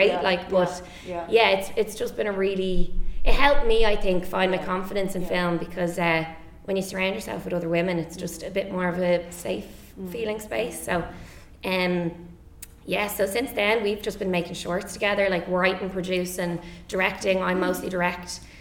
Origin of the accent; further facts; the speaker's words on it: Dublin, Leinster, Ireland; from Dublin.